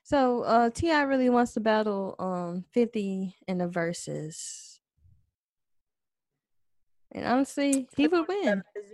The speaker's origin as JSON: {"language": "English", "region": "the South", "country": "United States", "said": "I'm from the South."}